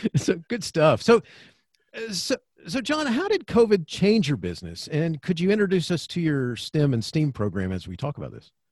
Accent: Florida, United States; I grew up in Florida.

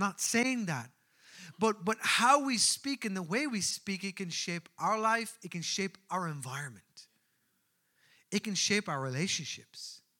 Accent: Newbridge, County Kildare, Ireland; I grew up in Newbridge of County Kildare, and I was known as a Colchie.

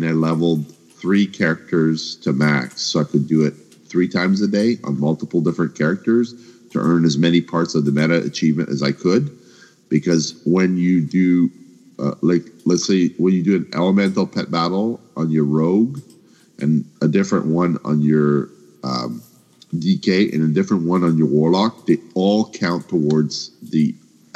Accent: Canada; I'm from Canada

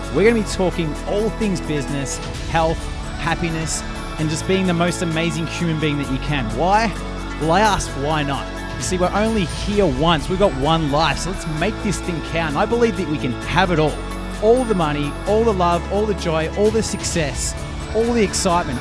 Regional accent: Melbourne, Victoria, Australia; accent: Australian; rough Westie; I'm from Melbourne and it's, it's usually like in a, in a West area, a little bit more rougher.

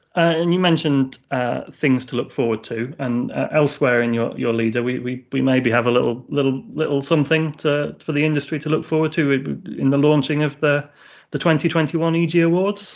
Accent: England, United Kingdom; I'm from uh, a couple of hours north of London

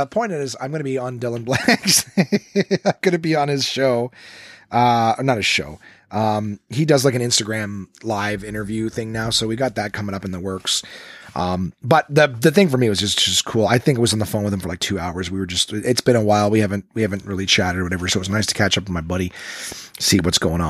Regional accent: Ottawa, Ontario, Canada; my hometown in Ottawa.

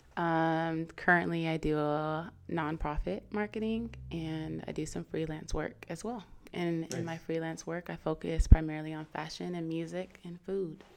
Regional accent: Seattle, Washington, United States; moved away as an adult; now in San Diego, United States; born here, then I was pretty much raised in Seattle, Washington, or outside of Seattle, Washington.

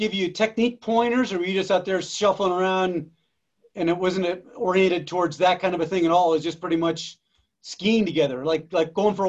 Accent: New England, United States; I grew up in New England too, and there's some pretty thick forest and brush and swamps

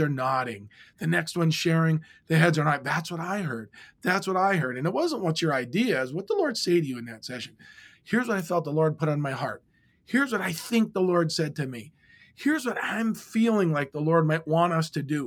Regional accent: Iron Mountain, Michigan, United States; moved away; growing up in my hometown, which I've since moved back to in Iron Mountain, Michigan

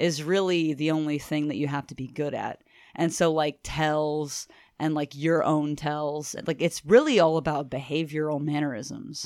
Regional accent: Lake Charles, Louisiana, United States; I'm Cajun. on both sides of my family. We're raised in Lake Charles, Louisiana.

